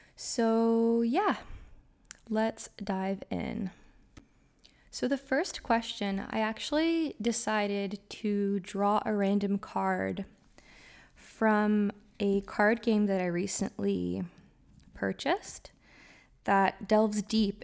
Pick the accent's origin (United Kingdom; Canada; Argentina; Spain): Canada; I'm from Canada, so our seasons are quite drastic